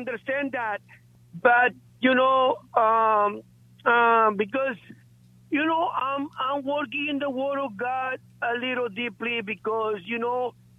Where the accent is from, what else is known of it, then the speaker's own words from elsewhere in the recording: Guatemala; moved away; I'm from Guatemala.